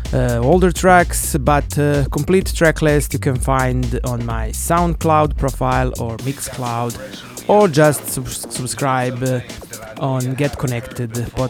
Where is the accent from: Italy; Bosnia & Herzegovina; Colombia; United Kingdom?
Bosnia & Herzegovina; Banja Luka, Republika Srpska; my hometown Banja Luka.